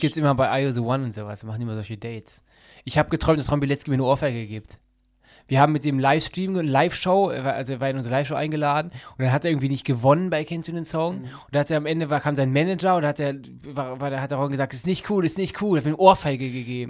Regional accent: Düsseldorf, North Rhine-Westphalia, Germany; ich liebe ja meine Heimatstadt Düsseldorf.

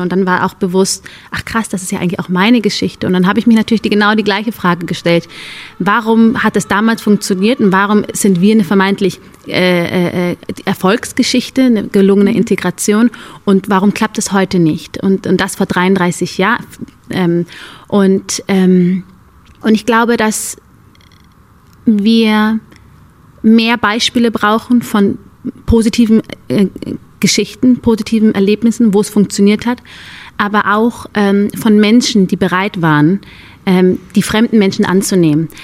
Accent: Germany; Ich bin hier aufgewachsen, ich bin hier zur Schule gegangen

